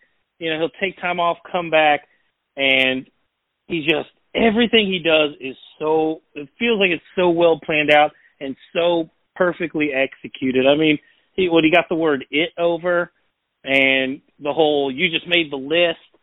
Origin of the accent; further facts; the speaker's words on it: Louisville, Kentucky, United States; moved away as an adult; also born or lived in Los Angeles; I'm from Louisville